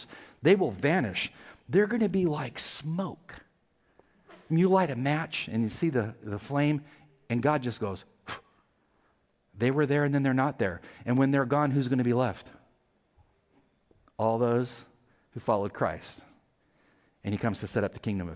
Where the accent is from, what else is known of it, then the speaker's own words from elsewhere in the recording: California, United States; moved away; I'm from California